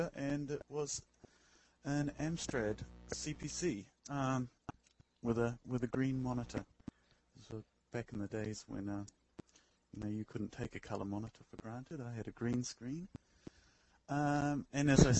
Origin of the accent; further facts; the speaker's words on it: New Zealand; moved away as an adult; now in Tokyo, Japan; I'm a New Zealander currently living in Tokyo